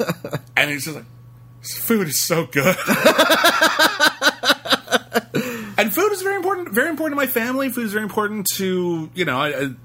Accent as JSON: {"language": "English", "town": "Pasadena", "region": "California", "country": "United States", "tie": "born or raised there", "said": "I grew up in Pasadena in an Armenian neighborhood"}